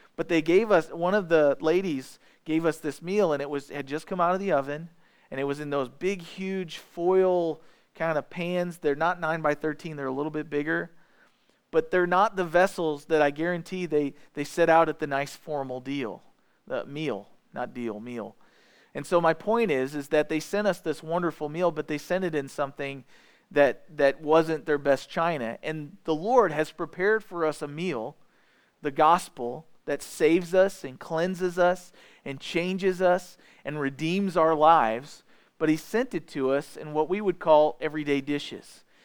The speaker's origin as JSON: {"language": "English", "area": "edge of Iron County", "region": "Missouri", "country": "United States", "tie": "born or raised there", "said": "I grew up not in Iron County, but just on the edge of it"}